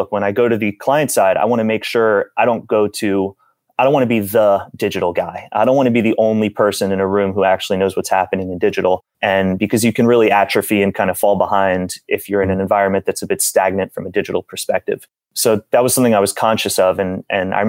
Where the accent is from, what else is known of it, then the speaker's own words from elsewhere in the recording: South Florida, United States; I'm from South Florida